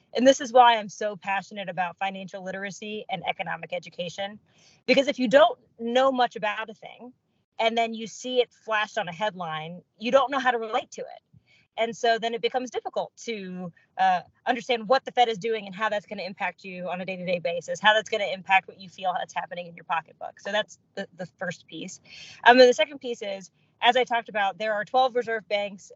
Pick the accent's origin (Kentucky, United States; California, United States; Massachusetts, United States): Kentucky, United States; Louisville; I'm from Louisville. That part's you know easy. Um, I'm a first generation American. My dad is of Indian origin. My mom is from Sudan. Uh, they emigrated to the states in '82, and I was born here.